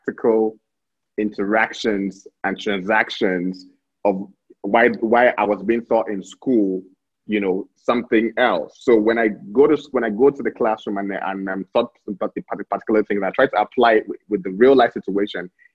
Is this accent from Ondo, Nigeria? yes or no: no; Abuja, Federal Capital Territory, Nigeria; also born or lived in Delta State, Nigeria; I was born in Delta State, but I grew up here in Abuja.